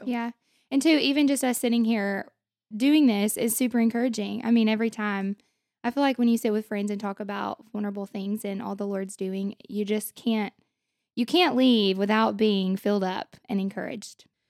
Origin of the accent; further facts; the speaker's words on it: Hope, Arkansas, United States; moved away as an adult; also born or lived in Russellville, Arkansas; now in Conway, United States; I am from Hope, Arkansas